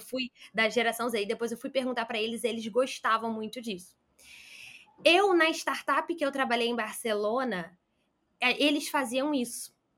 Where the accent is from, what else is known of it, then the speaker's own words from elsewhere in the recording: Rio de Janeiro, Brazil; sou do Rio de Janeiro